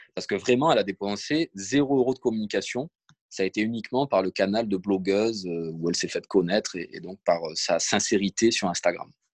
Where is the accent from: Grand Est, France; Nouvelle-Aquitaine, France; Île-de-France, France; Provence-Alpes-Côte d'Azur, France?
Provence-Alpes-Côte d'Azur, France; also born or lived in Nice; je suis né à Nice, mais j'ai toujours vécu à peu près dans le sud. J'ai cette chance d'avoir grandi en Provence